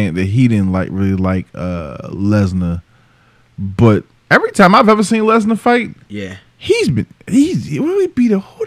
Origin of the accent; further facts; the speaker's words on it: Baltimore, Maryland, United States; I'm from Warburg Junction, West Baltimore, 2100 block of Manhattan Street